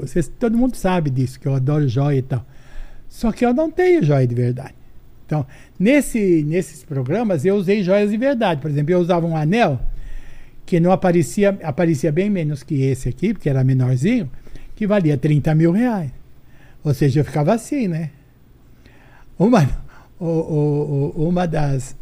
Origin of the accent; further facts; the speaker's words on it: São Paulo, Brazil; accent: Brás; also born or lived in São José do Rio Preto; Uma, uma mulher nascida no Braz. É. Se eu tiver o sotaque, eu tenho o sotaque do Braz